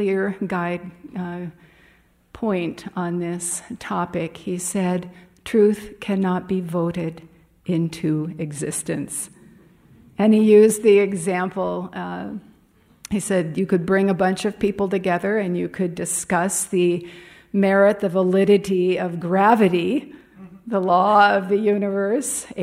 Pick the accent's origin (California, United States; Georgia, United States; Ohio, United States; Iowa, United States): California, United States; Los Angeles; moved away as an adult; now in Ananda Village, United States; my mother's home where I grew up in Pacific Palisades